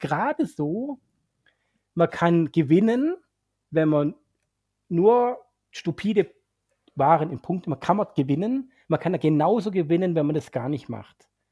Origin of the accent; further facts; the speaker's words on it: Swabia, Germany; als Schwabe